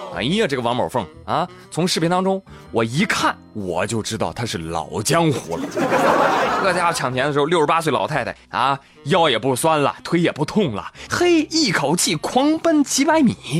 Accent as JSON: {"language": "Chinese", "country": "China", "said": "作为一个中国人，我，我不会打麻将"}